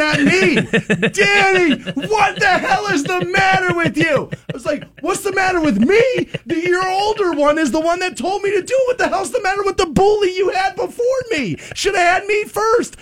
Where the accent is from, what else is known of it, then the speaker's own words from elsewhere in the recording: United States; I'm an American